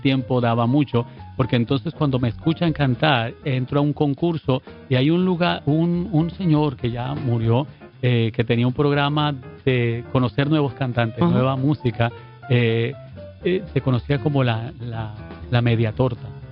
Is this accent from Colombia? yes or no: yes; Colombia; moved away as an adult; now in Puerto Rico